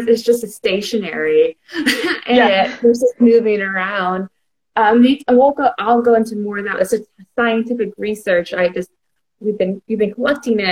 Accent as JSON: {"language": "English", "town": "Houston", "region": "Texas", "country": "United States", "said": "I'm from Houston, Texas"}